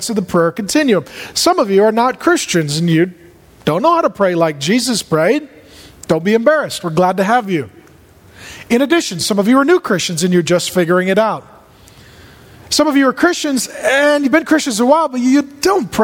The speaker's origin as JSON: {"language": "English", "town": "SeaTac", "region": "Washington", "country": "United States", "tie": "born or raised there", "said": "I grew up in SeaTac."}